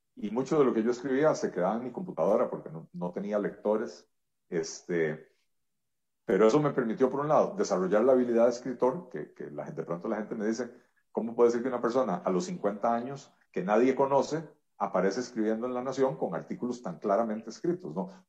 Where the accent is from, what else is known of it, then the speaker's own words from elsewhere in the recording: Costa Rica; yo soy un, ciudadano costarricense tremendamente agradecido con este país. Este país acogió a mis abuelos hace un poco más de 90 años